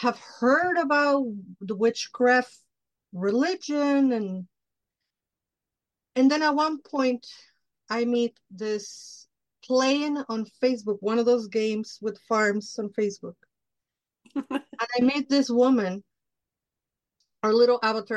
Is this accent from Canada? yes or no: no; Mexico; moved away; So I grew up in Mexico. I'm Mexican from Mexico. I grew up in Mexico.